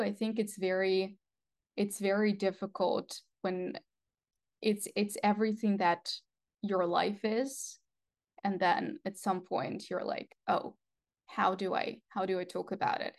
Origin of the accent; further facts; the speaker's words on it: Russia; English is a second language; moved away; I'm originally from Russia, um, actually Russian Ukrainian